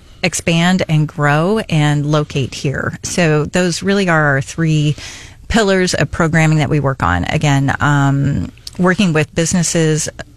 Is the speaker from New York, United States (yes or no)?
no; Arizona, United States; moved away as an adult; now in Missouri, United States; I actually was born and raised in Arizona and worked in northern Arizona before coming here. But I actually, as far as my family goes, I'm the only one that was born in Arizona.